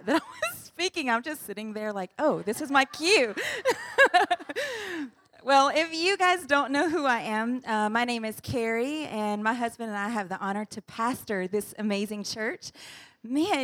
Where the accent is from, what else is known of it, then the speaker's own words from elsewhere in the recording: United States; moved away as an adult; now in Indonesia; we're from the U.S., we're from the United States